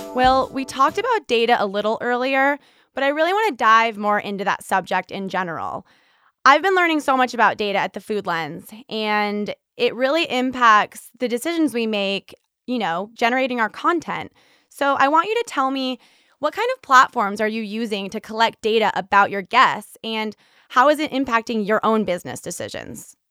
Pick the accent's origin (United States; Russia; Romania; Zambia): United States; San Diego, California; moved away; coming from San Diego